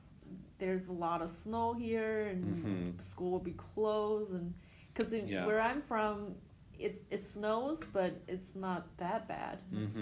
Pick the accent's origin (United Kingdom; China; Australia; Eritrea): China; I'm from China.